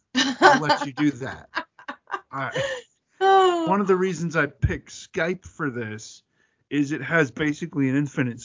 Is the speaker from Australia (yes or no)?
no; Atlanta, Georgia, United States; accent: Southern; If I can take my Southern out for a walk, because I'm from Atlanta.